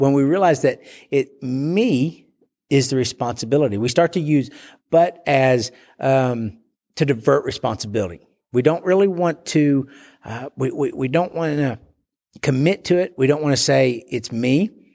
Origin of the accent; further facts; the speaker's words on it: Bowie, Texas, United States; my hometown of Bowie, Texas